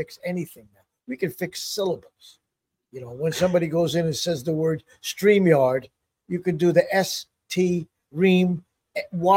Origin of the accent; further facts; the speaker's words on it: New York, United States; growing up near New York City